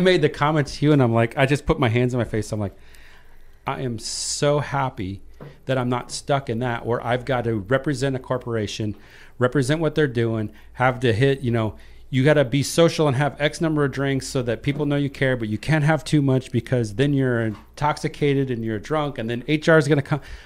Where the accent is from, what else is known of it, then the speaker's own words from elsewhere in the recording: Iowa, United States; I was raised in Iowa